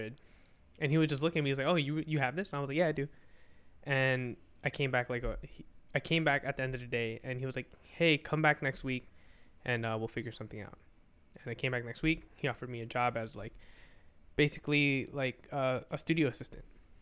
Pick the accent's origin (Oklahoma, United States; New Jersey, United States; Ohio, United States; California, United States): New Jersey, United States; I'm from New Jersey. I'm not from Caldwell.